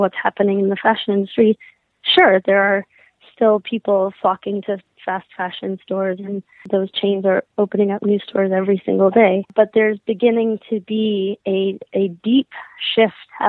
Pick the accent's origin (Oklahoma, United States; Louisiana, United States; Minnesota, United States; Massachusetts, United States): Minnesota, United States; I grew up in Minnesota